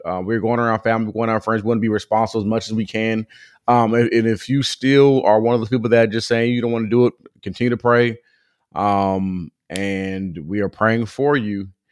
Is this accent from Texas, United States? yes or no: no; Southern California, United States; growing up in Southern California